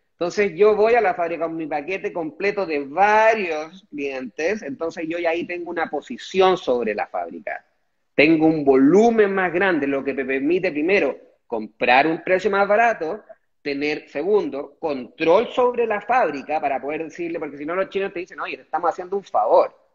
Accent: Chile; moved away as an adult; also born or lived in Dongguan, China

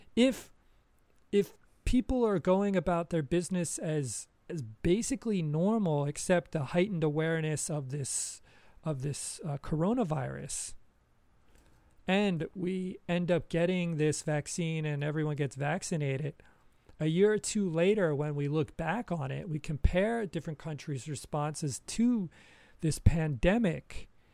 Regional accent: United States; moved away as an adult; now in Japan; I have not lived in America for almost twenty years

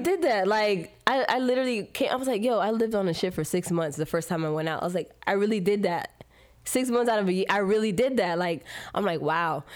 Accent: Miami, Florida, United States; I grew up in Miami

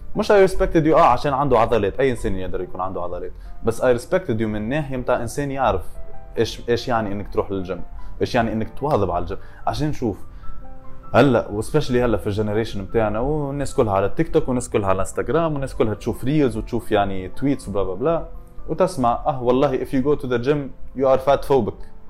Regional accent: Tunisia; moved away; ولاد الحي ولاد حومتي كلهم

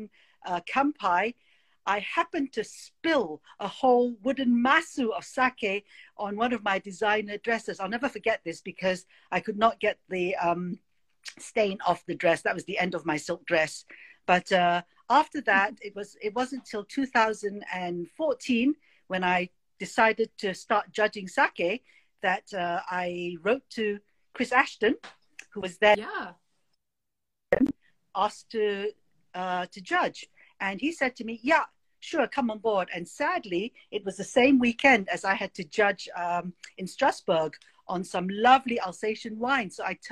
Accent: Malaysia; moved away; also born or lived in United Kingdom / Boston; I was born in Malaysia. I was sent to boarding school.

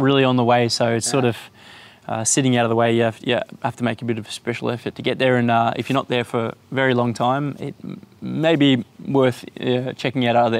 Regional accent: Melbourne, Victoria, Australia; moved away as an adult; now in Austria; Yeah, okay, so I'm an Australian, obviously. Grew up in Melbourne and then moved to the country when I was maybe around 12 or 13. I went to school there and moved back then for my studies to Melbourne.

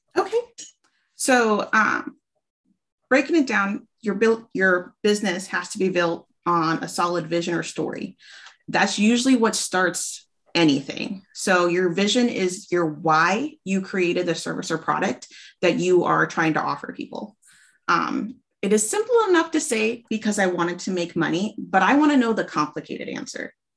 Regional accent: Alaska, United States; moved away as an adult; now in Washington, United States; originally from Alaska. Um, we moved down to Washington a couple years ago

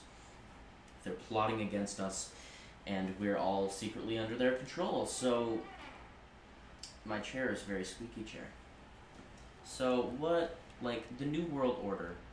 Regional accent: United States; here in America

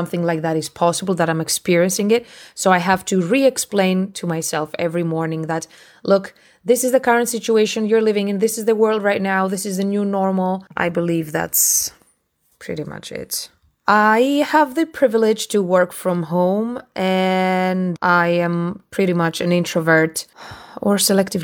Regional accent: Greece; now in United Kingdom; I am from Greece

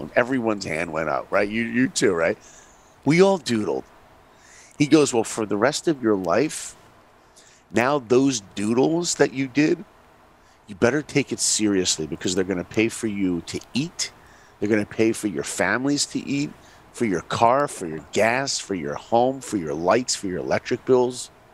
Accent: New York, United States; I grew up in New York

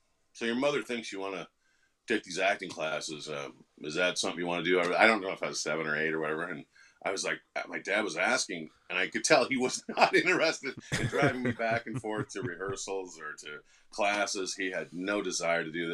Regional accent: Sioux Falls, South Dakota, United States; also born or lived in Kansas City, Missouri; I grew up in Sioux Falls, South Dakota, where I went to school

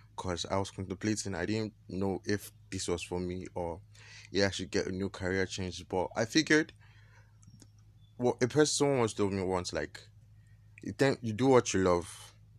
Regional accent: Nigeria; I am Nigerian

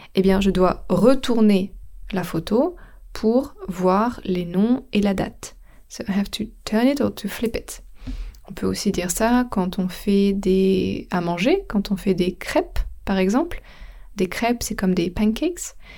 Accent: France; now in England, United Kingdom; je suis française, donc mon pays d'origine, c'est la France, mais mon pays où j'habite, c'est l'Angleterre

